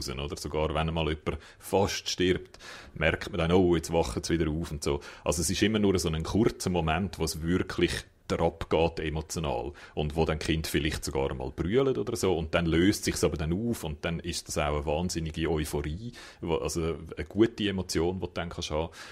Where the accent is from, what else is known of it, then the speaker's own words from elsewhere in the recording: Japan; German is a second language; Das ist, äh, als Japaner lacht man über das, oder?